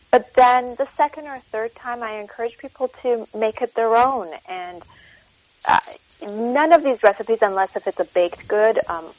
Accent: Tehran, Tehran Province, Iran; born there; and I was born in Tehran.

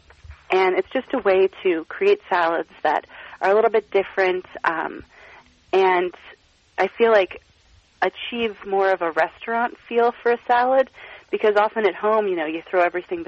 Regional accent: Portland, Oregon, United States; now in Philadelphia, United States; I grew up in Portland, Oregon

